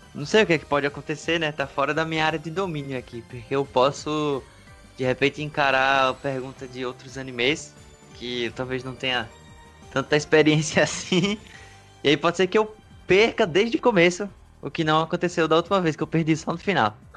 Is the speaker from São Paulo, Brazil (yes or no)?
no; João Pessoa, Paraíba, Brazil; Eu sou de João Pessoa, Paraíba, Nordeste